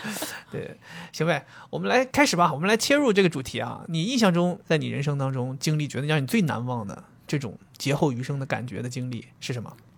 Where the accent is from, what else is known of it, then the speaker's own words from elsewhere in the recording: Dalian, Liaoning, China; 我作为东北人